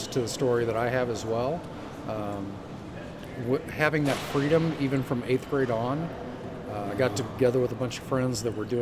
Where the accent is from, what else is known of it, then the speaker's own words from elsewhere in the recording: Hanna City, Illinois, United States; I was raised in Hanna City, Illinois